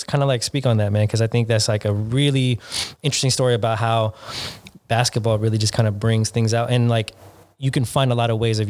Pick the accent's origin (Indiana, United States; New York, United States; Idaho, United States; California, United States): California, United States; South San Francisco; moved away as an adult; also born or lived in Los Angeles; I grew up in San Francisco. So in South City, as soon as I graduated, I was like, I'm out of here. That's why I went to LA.